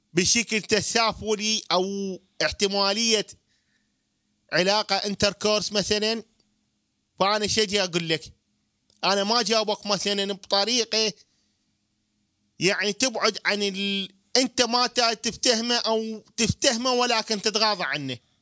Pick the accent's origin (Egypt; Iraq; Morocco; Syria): Iraq; نحن كشعب عراقي